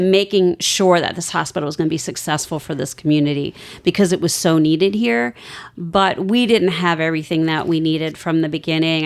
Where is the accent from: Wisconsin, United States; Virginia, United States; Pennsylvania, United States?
Virginia, United States; Vienna; moved away as an adult; now in Outer Banks, North Carolina, United States; I grew up in Northern Virginia, Vienna, Virginia